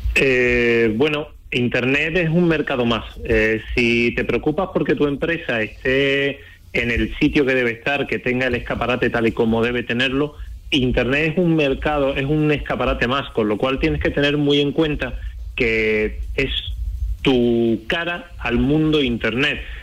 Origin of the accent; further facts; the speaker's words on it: Chiclana de la Frontera, Andalusia, Spain; Yo soy de Chiclana, de Cádiz